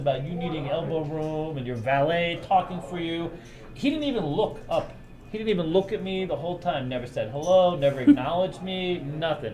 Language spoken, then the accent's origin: English; Northeast, United States; moved away; I grew up in the Northeast.